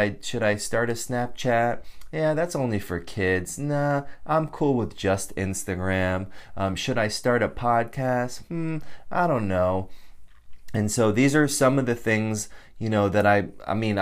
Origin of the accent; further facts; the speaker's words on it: Connecticut, United States; moved away as an adult; I grew up in Connecticut